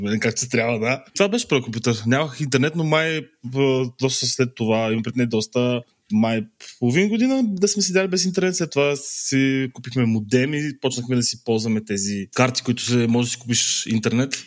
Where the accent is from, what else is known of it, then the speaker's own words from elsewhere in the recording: Ruse, Ruse Province, Bulgaria; аз съм от Русе